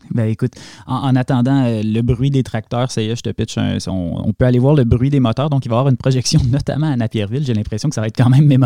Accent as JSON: {"language": "French", "town": "Hafnarfjordur", "region": "Capital Region", "country": "Iceland", "said": "Moi, je viens ici, je suis de Hafnarfjord en Islande pour faire la course et là, j'attends Eria."}